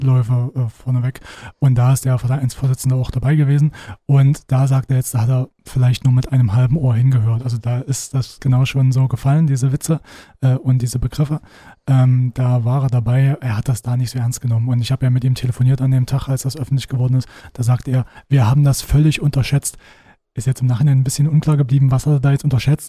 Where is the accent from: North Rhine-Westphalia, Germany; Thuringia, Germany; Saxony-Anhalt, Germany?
Saxony-Anhalt, Germany; Halle; Äh, ich komme ja aus Halle